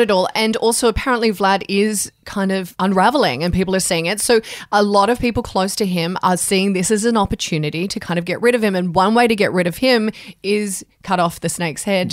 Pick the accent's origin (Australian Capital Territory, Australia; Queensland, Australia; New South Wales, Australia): Australian Capital Territory, Australia; Canberra; I grew up in Canberra